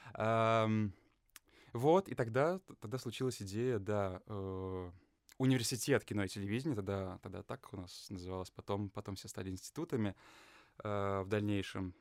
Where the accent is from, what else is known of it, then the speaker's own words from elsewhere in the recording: Lithuania; moved away as an adult; also born or lived in England / Russia; я родился и вырос в Литве